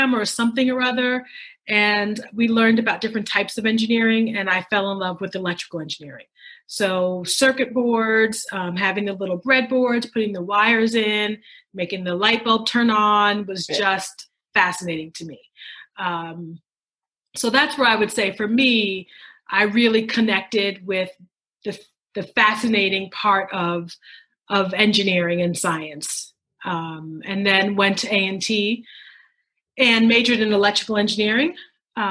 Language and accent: English; New York City, New York, United States; moved away as an adult; also born or lived in Dallas-Fort Worth, Texas / Philadelphia / North Carolina; I grew up in the Bronx, New York. So, I'm a native New Yorker